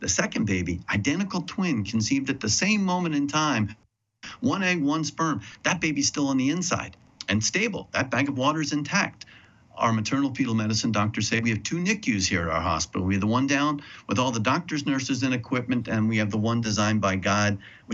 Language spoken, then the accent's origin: English; New Jersey, United States; my home state of New Jersey